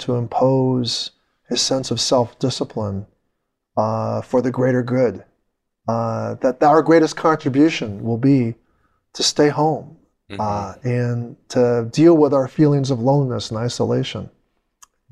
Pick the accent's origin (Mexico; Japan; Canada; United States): United States; I'm an American